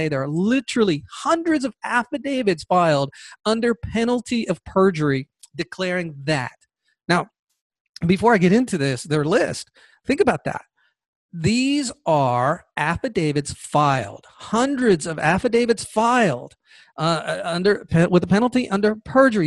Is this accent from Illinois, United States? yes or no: no; Georgia, United States; Here in the state of Georgia, my home state